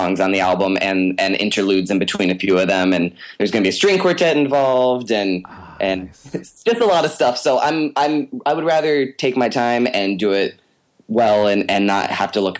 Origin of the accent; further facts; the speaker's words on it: Connecticut, United States; moved away as an adult; also born or lived in Ithaca, New York; now in New York City, United States; I'm originally from Connecticut